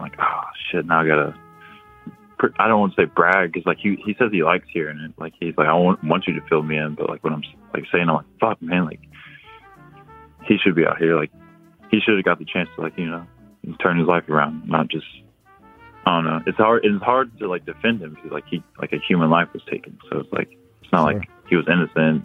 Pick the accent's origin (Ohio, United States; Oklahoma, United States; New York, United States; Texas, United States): Oklahoma, United States; we're Native American, like in Oklahoma